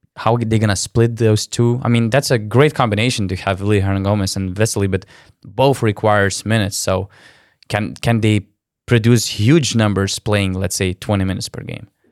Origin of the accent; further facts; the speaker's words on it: Lithuania; I'm from Lithuania